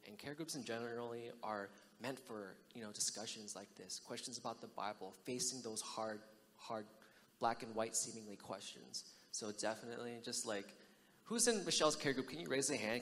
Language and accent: English; United States; I'm American born